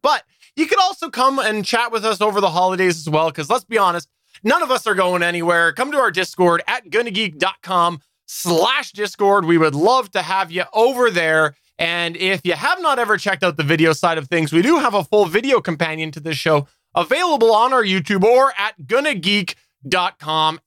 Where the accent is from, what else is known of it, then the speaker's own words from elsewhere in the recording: Canada; as a Canadian